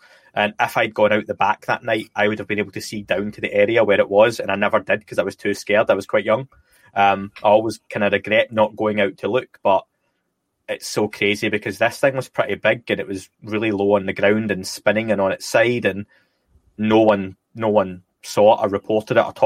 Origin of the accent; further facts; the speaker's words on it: Scotland, United Kingdom; now in North of England, United Kingdom; I'm Scottish, as people can probably tell from the dodgy accent